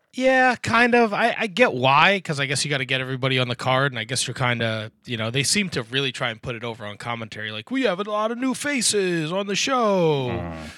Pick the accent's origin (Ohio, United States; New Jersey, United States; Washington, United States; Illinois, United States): New Jersey, United States; I'm from the Northeast. I'm from Jersey